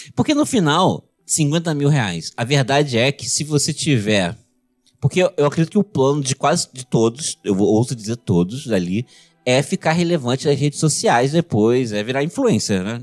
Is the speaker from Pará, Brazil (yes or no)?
no; Região dos Lagos, Rio de Janeiro, Brazil; a cidade do lado da minha cidade natal